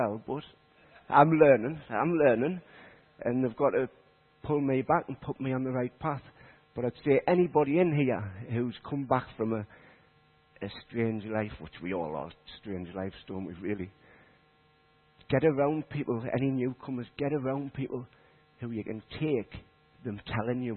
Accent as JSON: {"language": "English", "town": "Consett", "region": "North East England", "country": "United Kingdom", "tie": "born or raised there", "also_born_or_lived": "Leadgate", "moved": "as an adult", "lives_now": "Shilbottle, United Kingdom", "said": "I'm from Durham. I lived in Consett. I was brought up in Consett"}